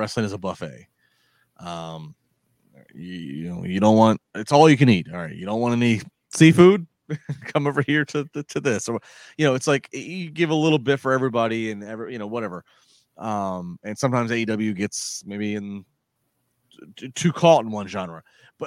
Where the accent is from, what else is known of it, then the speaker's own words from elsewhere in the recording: Calvert County, Maryland, United States; moved away as an adult; also born or lived in Pittsburgh; In the county I grew up in Maryland, in Calvert County